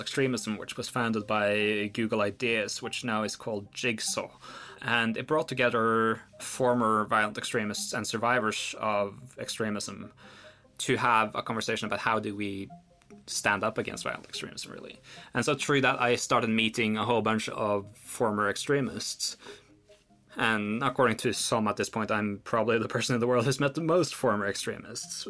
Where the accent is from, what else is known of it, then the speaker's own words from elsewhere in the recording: Oslo, Norway; We grew up in Oslo under fairly similar circumstances